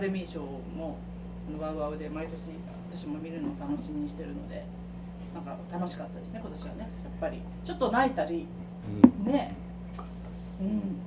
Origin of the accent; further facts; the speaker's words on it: Miyagi, Japan; now in Nagoya, Japan; 私が宮城出身なんで